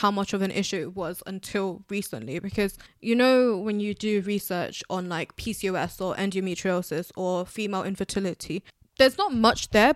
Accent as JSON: {"language": "English", "country": "United Kingdom", "said": "I'm a British Bangladeshi"}